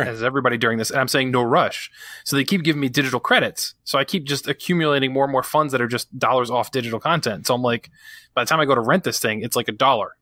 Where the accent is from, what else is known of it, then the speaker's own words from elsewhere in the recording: New England, United States; I'm from New England.